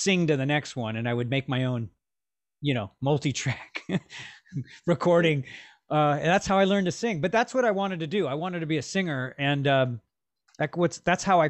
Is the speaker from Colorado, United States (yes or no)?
no; Los Angeles, California, United States; Born and raised in Los Angeles